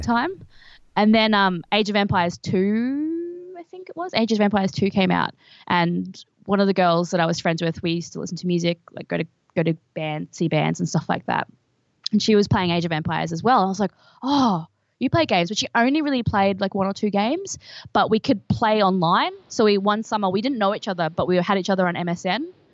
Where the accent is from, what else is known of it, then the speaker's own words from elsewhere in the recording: Brisbane, Queensland, Australia; I'm from Brisbane in Queensland, which is a small city